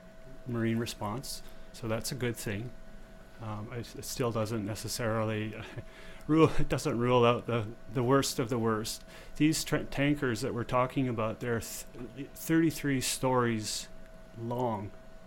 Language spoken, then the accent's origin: English; Vancouver, British Columbia, Canada; I grew up in Vancouver. I was born and raised there.